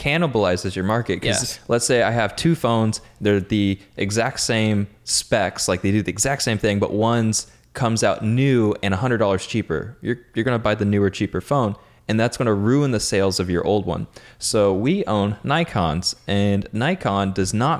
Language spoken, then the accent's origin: English; United States; I'm American